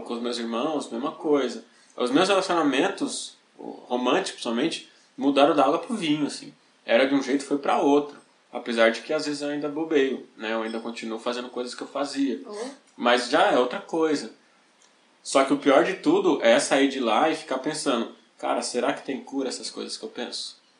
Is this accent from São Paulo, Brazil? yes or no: yes; São Paulo, Brazil; Eu sou periférico, eu cresci em Taipas, a minha infância foi Brasilândia, Carumbé, Taipas